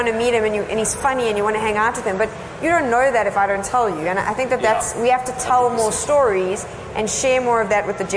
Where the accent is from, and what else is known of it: South Africa